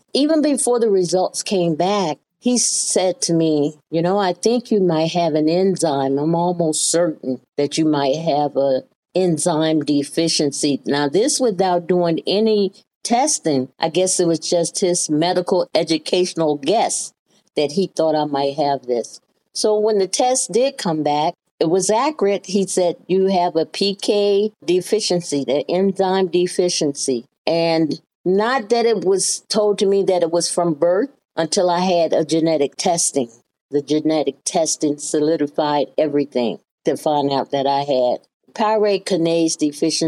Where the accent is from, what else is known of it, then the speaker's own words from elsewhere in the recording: Birmingham, Alabama, United States; moved away as an adult; now in Ohio, United States; I was born in Birmingham, Alabama